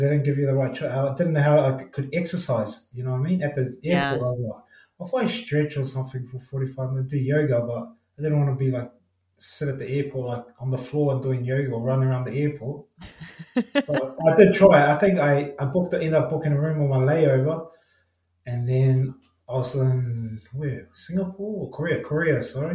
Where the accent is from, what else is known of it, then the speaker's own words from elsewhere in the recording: Auckland, New Zealand; moved away as an adult; now in Sydney, Australia; I was born and raised in Auckland, West Auckland, out of Massey.